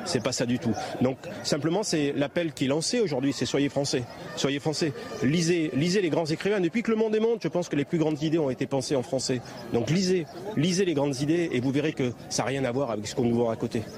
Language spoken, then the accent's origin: French; France; je suis français